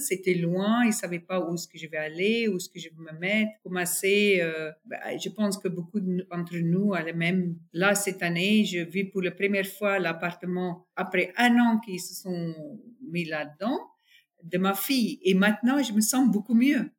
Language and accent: French; North West, South Africa; French is a second language; moved away as an adult; also born or lived in Taiwan / Shanghai, China; je suis sud-africaine du nord-ouest d'Afrique du Sud, euh, un vrai farm girl